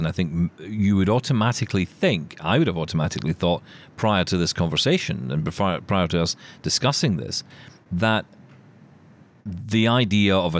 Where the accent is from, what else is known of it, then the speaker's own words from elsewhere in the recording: Scotland, United Kingdom; I am Scottish, not English